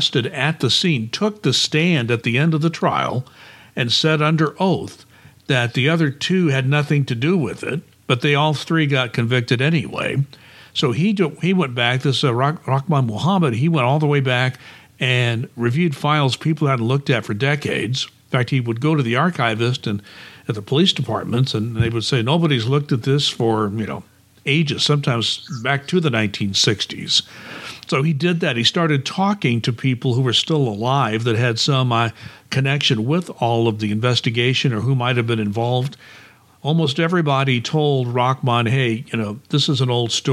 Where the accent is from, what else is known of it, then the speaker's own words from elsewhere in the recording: Midwest, United States; growing up in the Midwest